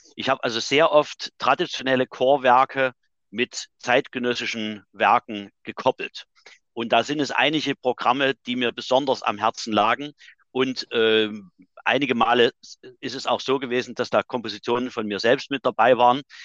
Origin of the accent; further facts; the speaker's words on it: Chemnitz, Saxony, Germany; Ich bin 1958 in Chemnitz geboren.